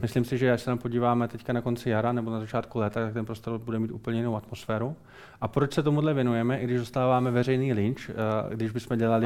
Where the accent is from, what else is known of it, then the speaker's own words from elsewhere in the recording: Brno, South Moravian Region, Czechia; also born or lived in Modřice; Já jsem Brňák, no. Já, já, jsem, já jsem Brňák, vystudoval jsem fakultu architekturu, ar, architektury v Brně, eh, stavební průmyslovku v Brně